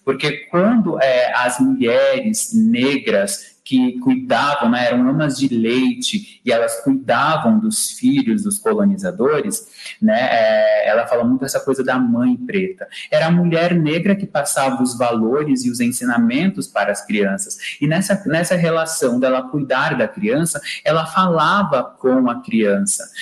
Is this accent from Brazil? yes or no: yes; Brazil; nós brasileiros falamos português